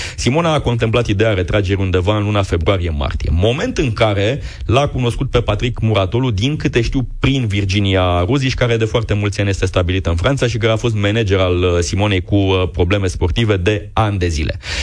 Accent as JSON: {"language": "Romanian", "town": "Constanța", "region": "Constanța County", "country": "Romania", "tie": "born or raised there", "said": "am copilărit împreună, ne-am antrenat la același club, suntem din Constanța, din același oraș"}